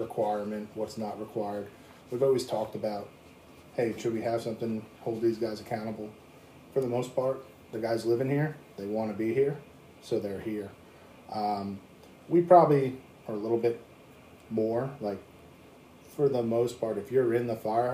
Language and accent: English; Washington, United States; also born or lived in Long Island, New York; As a Washington native